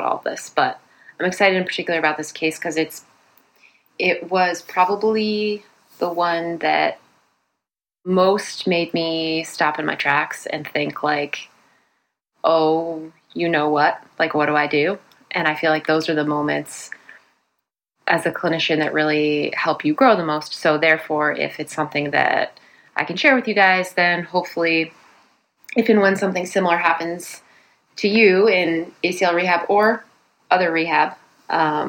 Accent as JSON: {"language": "English", "region": "New Jersey", "country": "United States", "moved": "yes", "lives_now": "Boston, United States", "said": "I hail originally from New Jersey"}